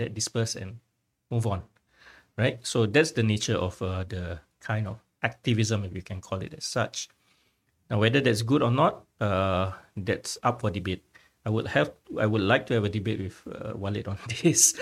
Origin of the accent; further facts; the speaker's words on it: Singapore; my Singaporean identity